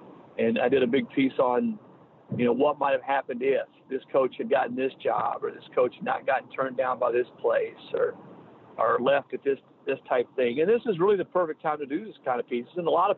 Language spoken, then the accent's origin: English; the South, United States; growing up in the South